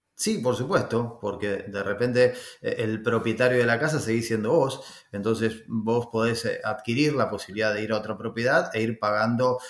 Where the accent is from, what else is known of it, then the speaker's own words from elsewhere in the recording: Argentina; accent: Argentine; moved away as an adult; also born or lived in Florida, United States; now in United States; vengo de Argentina como mi este, forma de hablar lo indica. Ya hace varios años que vivo aquí en Estados Unidos.